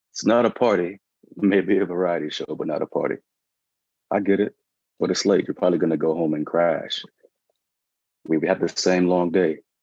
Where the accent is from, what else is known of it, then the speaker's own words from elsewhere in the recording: Georgia, United States; now in New York City, United States; I'm from the great state of Georgia, and I'm based in New York City